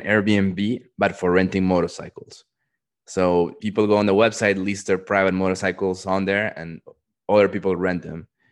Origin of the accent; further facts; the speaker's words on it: Peru; moved away; also born or lived in Dallas, Texas; I grew up in Peru